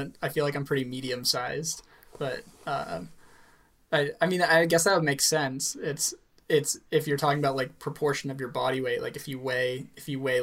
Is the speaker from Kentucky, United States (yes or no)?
no; Maine, United States; I was from Maine